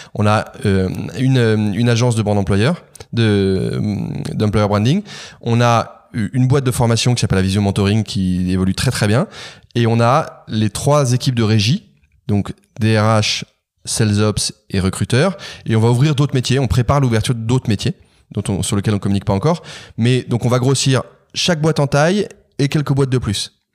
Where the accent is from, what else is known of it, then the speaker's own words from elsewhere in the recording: Carcassonne, Occitania, France; moved away; also born or lived in Manila; une maison absolument incroyable dans laquelle je suis né à Carcassonne